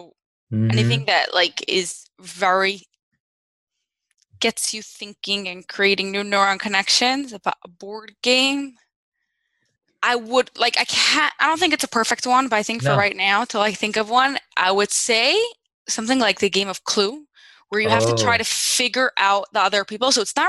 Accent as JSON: {"language": "English", "region": "New Jersey", "country": "United States", "also_born_or_lived": "England", "said": "Yeah, so I'm from New Jersey."}